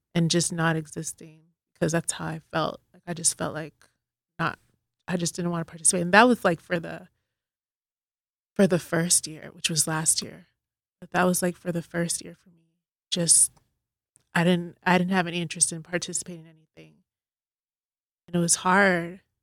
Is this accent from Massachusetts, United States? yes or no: yes; Boston, Massachusetts, United States; now in Dallas, United States; I'm originally from Boston, but I've lived in Dallas for about fifteen years now